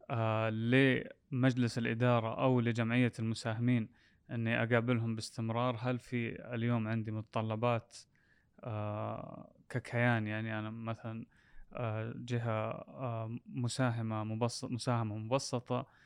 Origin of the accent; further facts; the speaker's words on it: Saudi Arabia; ايش تاثيره علي انا كمؤسس سعودي